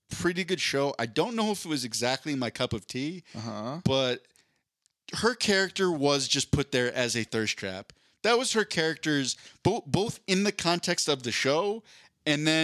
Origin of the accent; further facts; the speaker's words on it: Philadelphia, Pennsylvania, United States; grew up in Philadelphia